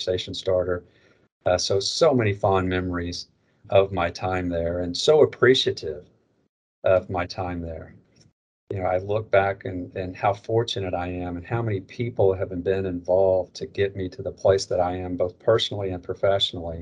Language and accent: English; Northwest Arkansas, United States; also born or lived in Little Rock, Arkansas; I grew up in Arkansas. I was born in Little Rock. I was raised in Northwest Arkansas.